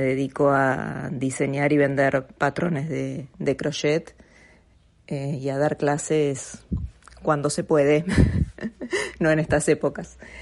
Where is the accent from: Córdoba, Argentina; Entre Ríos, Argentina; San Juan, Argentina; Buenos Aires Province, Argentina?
Buenos Aires Province, Argentina; Mar del Plata; soy de Mar del Plata, Argentina